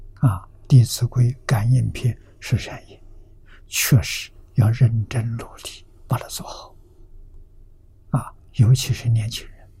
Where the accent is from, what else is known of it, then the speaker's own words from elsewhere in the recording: China; 我们中国人